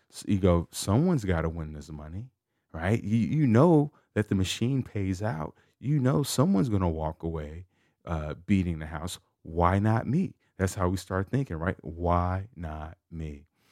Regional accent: Chicago, Illinois, United States; I'm from Chicago

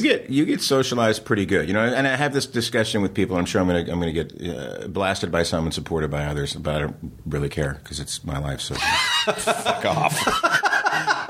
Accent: New Jersey, United States; I grew up in New Jersey

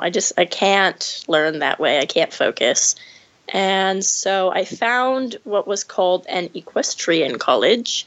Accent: Rio Vista, California, United States; moved away

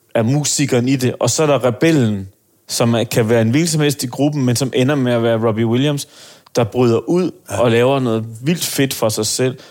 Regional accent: Aarhus, Central Denmark Region, Denmark; jeg er jo fra Aarhus af

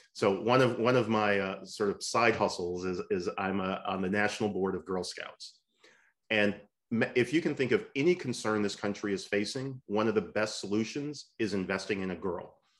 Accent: Michigan, United States; the state of Michigan, uh, uh which, which is wonderful as, as my home state

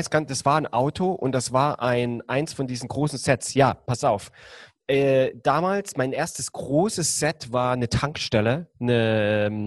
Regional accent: Germany; ich komme ja aus der DDR

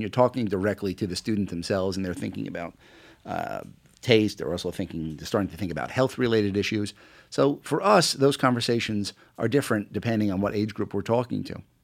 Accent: New York City, New York, United States; moved away as an adult; also born or lived in England; I grew up in Queens as an Attleboro kid

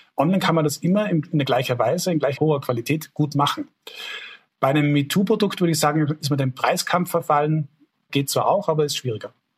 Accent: Tyrol, Austria; bei uns in Tirol

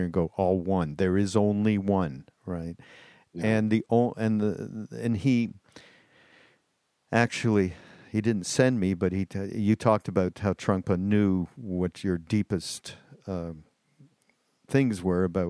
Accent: Canada; also born or lived in Quebec; I'm from Canada, so we live just over the border in Quebec

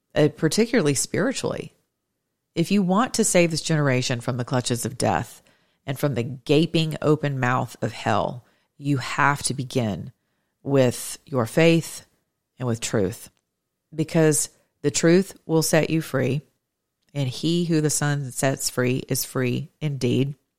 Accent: United States; as an American citizen

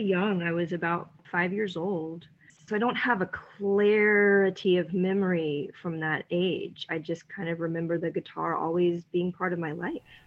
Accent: Atlanta, Georgia, United States; I'm also from Atlanta

